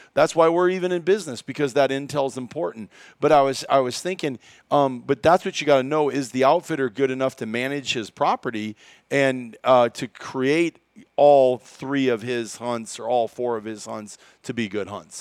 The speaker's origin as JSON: {"language": "English", "region": "Iowa", "country": "United States", "tie": "born or raised there", "said": "growing up in Iowa"}